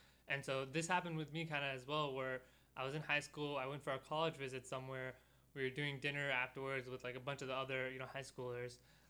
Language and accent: English; Houston, Texas, United States; I'm from Houston, Texas. This is, like, one of my first times in Chicago.